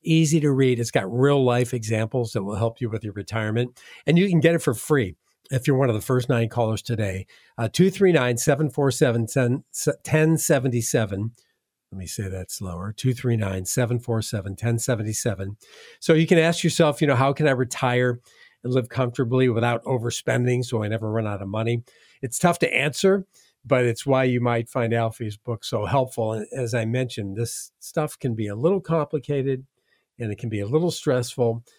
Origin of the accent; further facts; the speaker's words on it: Midwest, United States; now in Southwest Florida, United States; I'm from the Midwest